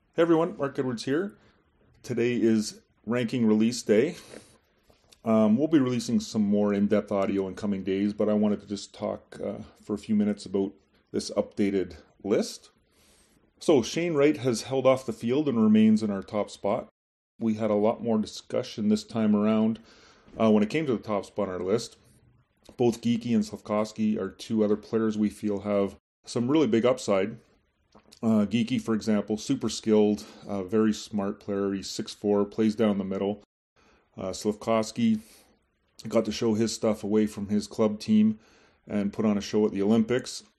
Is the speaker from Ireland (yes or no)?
no; Montreal, Quebec, Canada; my hometown of Montreal